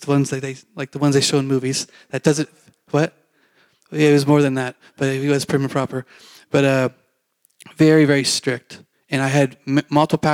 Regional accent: Canada; moved away; I grew up in Canada

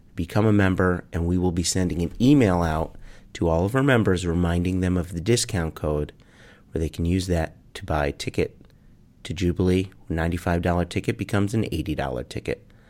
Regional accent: United States; I have to talk to Americans as an American

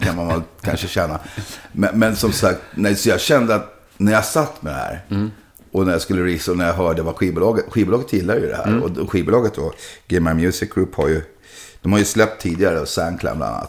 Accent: Sweden; Jag kommer hela vägen från Sverige.

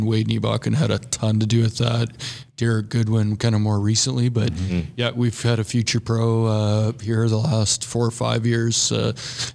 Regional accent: Brandon, Manitoba, Canada; growing up in Brandon

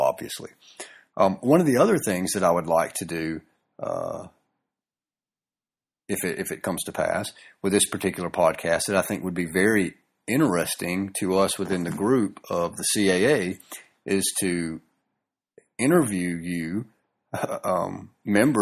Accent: the South, Southern United States, United States; accent: southern; my southern accent and or drawl

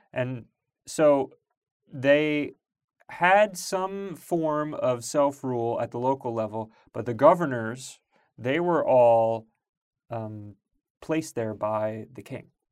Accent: Long Island, New York, United States; I grew up in Long Island

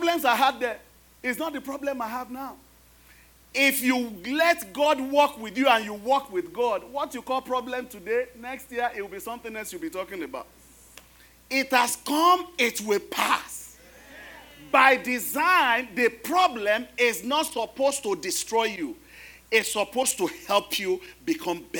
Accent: Nigeria; now in United States; I am Nigerian, American

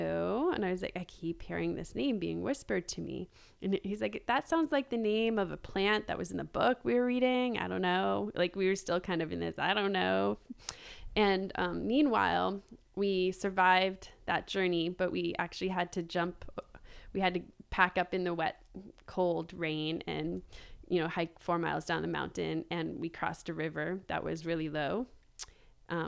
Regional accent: Boston, East Coast, United States; moved away as an adult; I was born in Boston and raised in the East Coast

